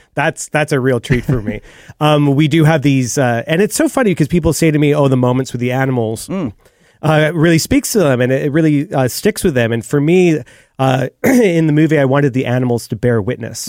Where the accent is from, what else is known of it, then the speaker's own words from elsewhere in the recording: Canada; as a Canadian